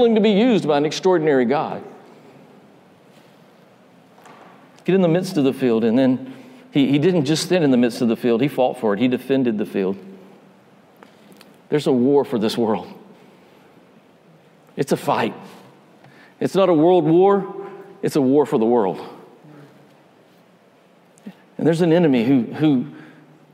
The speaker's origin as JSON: {"language": "English", "region": "North Georgia", "country": "United States", "tie": "born or raised there", "moved": "yes", "said": "I grew up in North Georgia. I'm not from Alabama."}